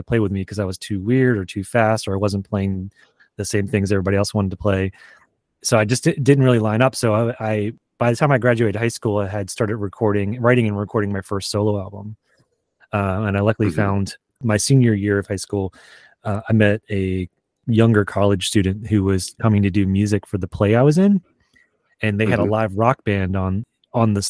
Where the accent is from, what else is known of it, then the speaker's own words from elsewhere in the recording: Lynchburg, Virginia, United States; I grew up in Lynchburg